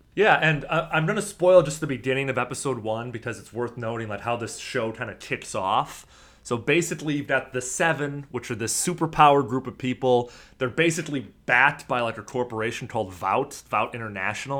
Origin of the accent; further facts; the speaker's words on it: Chicago, Illinois, United States; moved away; I was from Chicago. I grew up probably middle to upper middle class